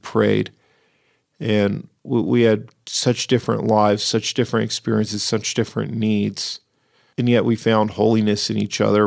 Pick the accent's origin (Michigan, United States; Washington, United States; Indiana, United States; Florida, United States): Washington, United States; Seattle; moved away; when I grew up in Seattle